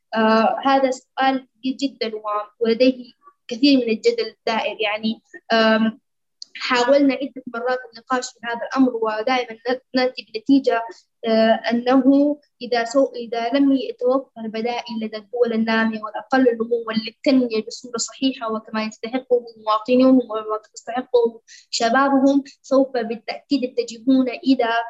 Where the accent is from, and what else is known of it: Sudan